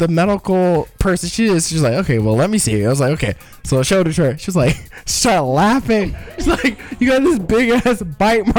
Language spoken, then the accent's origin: English; United States; now in Chicago, United States; I'm American